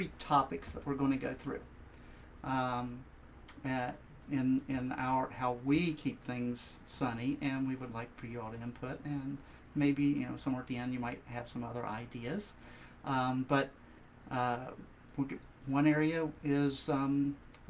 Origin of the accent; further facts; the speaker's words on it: West Virginia, United States; moved away as an adult; also born or lived in Ohio; now in Northern Virginia, United States; I grew up in West Virginia, but lived in Ohio for a good number